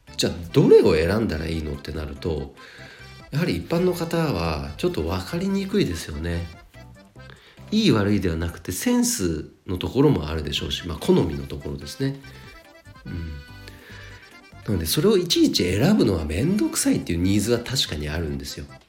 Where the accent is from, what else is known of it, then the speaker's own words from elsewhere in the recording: Nagano, Japan; 地元長野県の花屋さんで約7年お仕事させていただきました